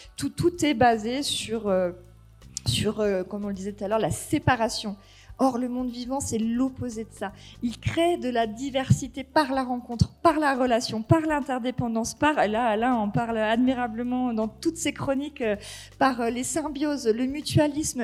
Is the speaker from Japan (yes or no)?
no; near Marseille, Provence-Alpes-Côte d'Azur, France; moved away as an adult; also born or lived in Cévennes ardéchoises; now in Ardèche, France; je suis originaire de euh, près de Marseille, fille d'agriculteur.